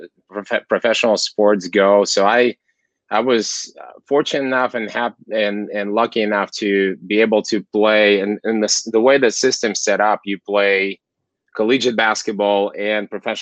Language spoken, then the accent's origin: English; Kazakhstan; English is a second language; moved away as an adult; also born or lived in Arizona / Washington State / California; now in Los Angeles, United States; I originally was born and raised in Central Asia, Kazakhstan, where I grew up and played sports my whole life. And after moving out of my hometown, which is just it's a border of Mongolia and China, my small hometown, I left when I was 15 years old